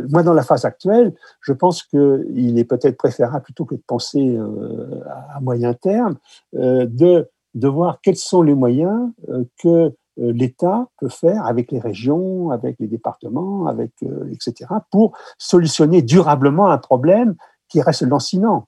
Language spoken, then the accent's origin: French; France; chez nous en France